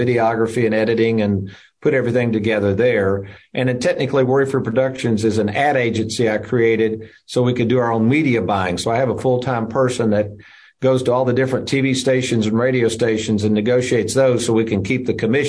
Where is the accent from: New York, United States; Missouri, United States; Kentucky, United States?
Kentucky, United States; Lexington; also born or lived in Bowling Green, Kentucky; an office in Lexington, Kentucky, my hometown.